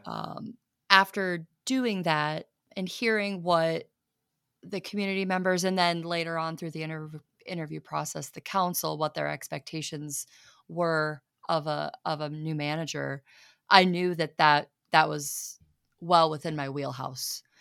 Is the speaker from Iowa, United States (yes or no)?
yes; southern Iowa, United States; also born or lived in Canton, South Dakota; now in Watertown, United States; I'm from Iowa originally, but further, further south, than Northwest Iowa